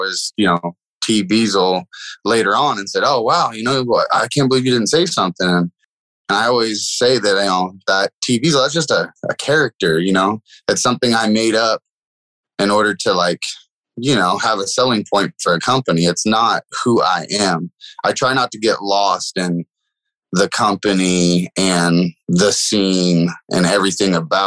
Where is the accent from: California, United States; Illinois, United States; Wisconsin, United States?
California, United States; Willits; also born or lived in Fort Bragg, California; I come from Willits, California. That's Mendocino County.